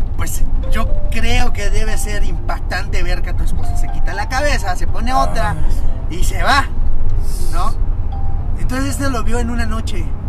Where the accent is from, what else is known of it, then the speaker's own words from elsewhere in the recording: Cancún, Quintana Roo, Mexico; now in Mexico City, Mexico; De donde yo soy, de la ciudad de Cancún, eh, es, un lugar maya, eh, Quintana Roo